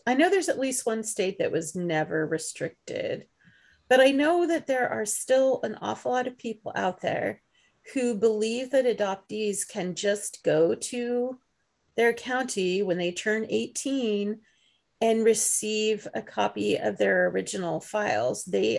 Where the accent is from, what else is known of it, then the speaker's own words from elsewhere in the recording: England, United Kingdom; born there; now in United States; It's like, I was born in England. I mean, what's this all about? How am I even a resident in this country?